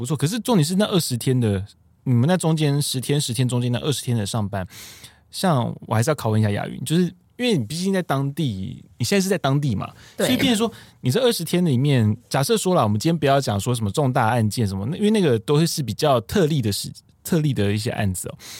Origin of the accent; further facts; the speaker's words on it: Taiwan; 对，因为我们台湾人很爱去，